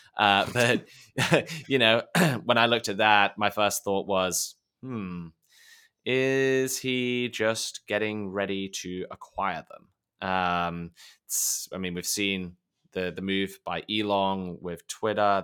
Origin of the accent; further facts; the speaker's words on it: United Kingdom; being British